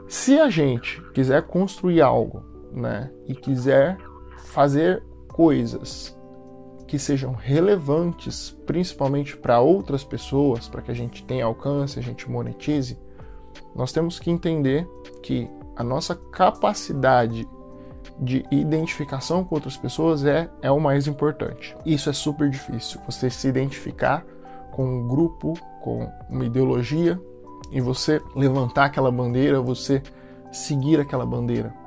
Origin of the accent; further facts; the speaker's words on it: Brazil; como brasileiro, como uma pessoa que se identifica como brasileiro